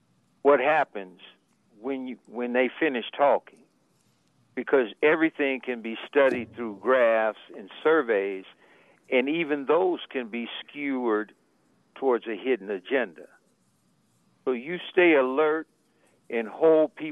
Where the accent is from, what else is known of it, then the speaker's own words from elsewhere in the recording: Sacramento, California, United States; I'm a native from Del Paso Heights, where we pay taxes